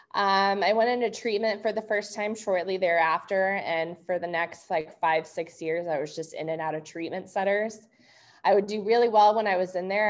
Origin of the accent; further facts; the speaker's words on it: St. Louis, Missouri, United States; I grew up in St. Louis, Missouri